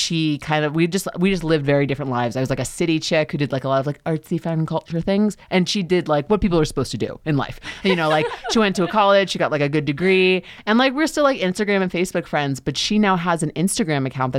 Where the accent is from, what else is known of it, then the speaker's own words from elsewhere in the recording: New York, United States; moved away as an adult; now in Los Angeles, United States; Because I'm from New York originally.